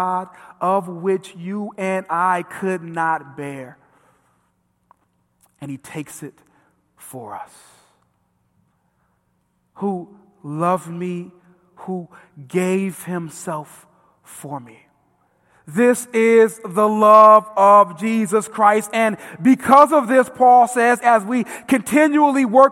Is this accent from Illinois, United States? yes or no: yes; Vernon Hills, Illinois, United States; I grew up in Vernon Hills